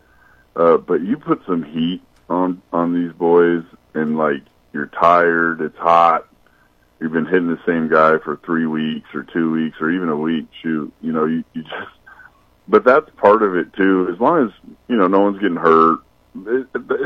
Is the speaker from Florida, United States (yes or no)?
no; Concord, California, United States; moved away as an adult; also born or lived in Maryville, Missouri; it was hot where I grew up in Concord, California